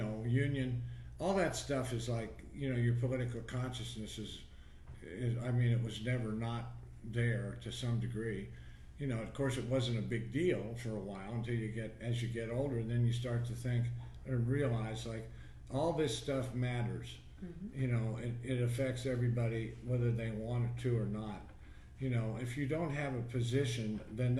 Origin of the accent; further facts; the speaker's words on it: Troy, Ohio, United States; My mother worked for the county where I grew up in Troy, Ohio.